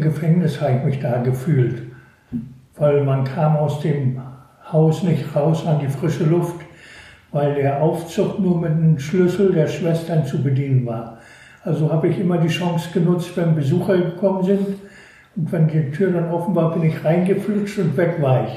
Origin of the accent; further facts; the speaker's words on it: Northern Germany, Germany; moved away; Und bin natürlich als Nordlicht an der Ostsee aufgewachsen